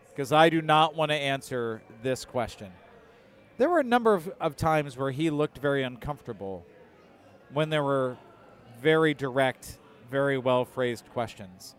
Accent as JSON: {"language": "English", "town": "Detroit", "region": "Michigan", "country": "United States", "tie": "born or raised there", "moved": "yes", "lives_now": "Illinois, United States", "said": "I grew up in Detroit"}